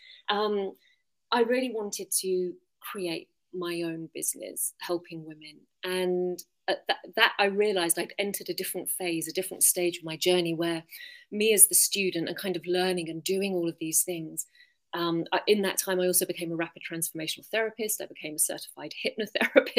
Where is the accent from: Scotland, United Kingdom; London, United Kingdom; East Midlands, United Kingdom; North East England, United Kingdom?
London, United Kingdom; moved away as an adult; now in Findhorn, United Kingdom; I'm from London originally